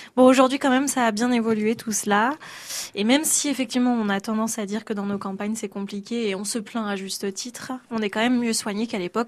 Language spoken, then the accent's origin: French; Loire, Auvergne-Rhône-Alpes, France; moved away; par chez moi, dans la Loire